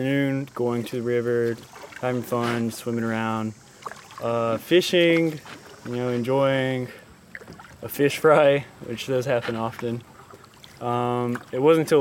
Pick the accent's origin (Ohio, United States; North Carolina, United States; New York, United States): North Carolina, United States; Robeson County; I'm from Robeson County